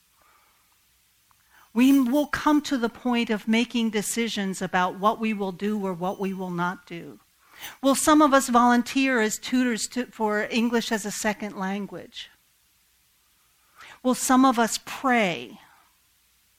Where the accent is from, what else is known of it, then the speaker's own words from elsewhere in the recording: Kennett Square, Pennsylvania, United States; my hometown of Kennett Square